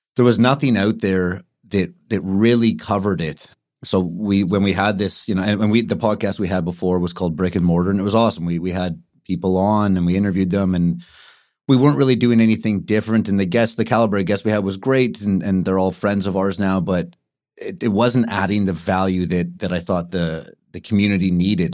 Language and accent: English; Vancouver, British Columbia, Canada; moved away as an adult; now in Toronto, Canada; born and raised in Kitsilano, and then lived, uh, lived on the North Shore until about twelve years old